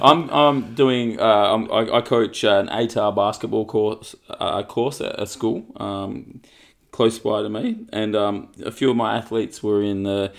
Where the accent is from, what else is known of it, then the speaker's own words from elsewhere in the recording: Australia; We're Australian, so we love the swimming.